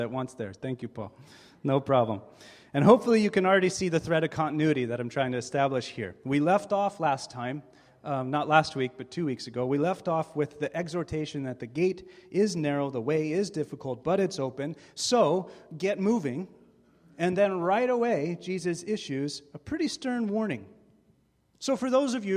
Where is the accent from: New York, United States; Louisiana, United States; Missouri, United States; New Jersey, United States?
Missouri, United States; St. James; I grew up in St. James, Missouri, right here. 3,500 people, small town USA